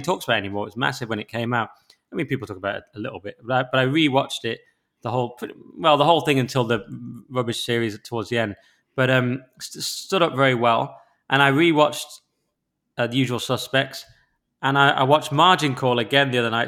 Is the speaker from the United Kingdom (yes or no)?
yes; England, United Kingdom; I'm an English